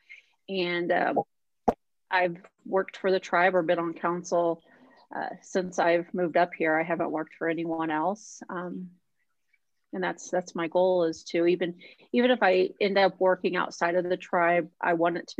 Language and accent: English; Indiana, United States; moved away as an adult; now in Minnesota, United States; I grew up in Indiana in a small town